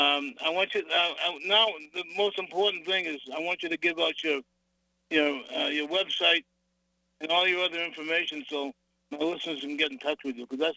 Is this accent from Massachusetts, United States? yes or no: yes; Revere, Massachusetts, United States; also born or lived in Medford; I'm from, as we say back home, Meffa.